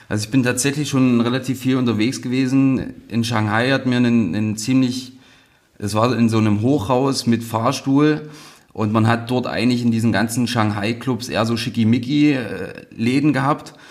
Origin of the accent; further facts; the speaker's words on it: Saxony-Anhalt, Germany; ich bin nicht in Halle groß geworden. Meine Eltern sind, als ich irgendwie sechs war, ein bisschen auf ein, auf ein, auf ein kleineres Dorf in der Nähe von Halle gezogen